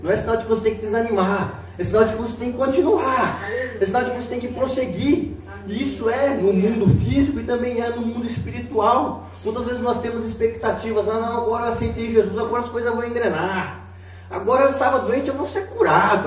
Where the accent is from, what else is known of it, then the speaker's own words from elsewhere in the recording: Curitiba, Paraná, Brazil; Falando como um bom curitibano